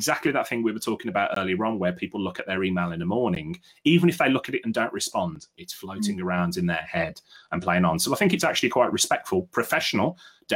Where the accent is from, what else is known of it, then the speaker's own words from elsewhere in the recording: Birmingham, West Midlands, United Kingdom; I grew up in Willie Castle, Heather. So I spent a lot of time around Bangham Pit and Bartley Green